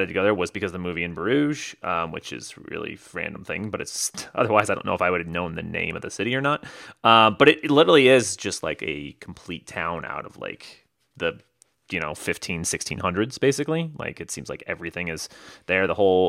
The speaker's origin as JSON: {"language": "English", "town": "Las Vegas", "region": "Nevada", "country": "United States", "said": "Anytime we say Las Vegas, everyone's pumped by that, right?"}